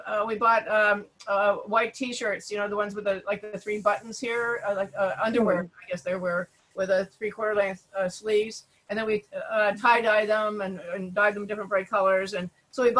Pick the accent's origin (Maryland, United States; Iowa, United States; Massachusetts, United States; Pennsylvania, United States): Pennsylvania, United States; Pittsburgh; I grew up in Pittsburgh too